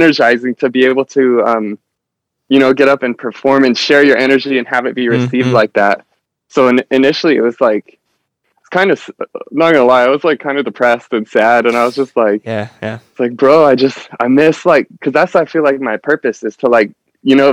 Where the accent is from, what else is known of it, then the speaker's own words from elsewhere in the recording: Nebraska, United States; moved away as an adult; now in Huntington Beach, United States; I'm from Nebraska. So like growing up in the cornfields